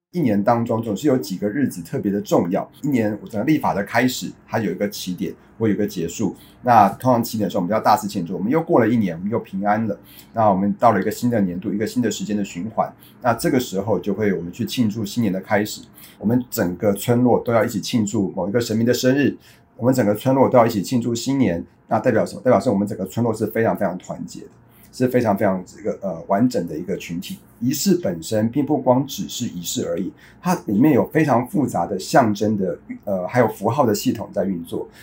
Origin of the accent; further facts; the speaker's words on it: Taiwan; 我们台湾话讲刷掉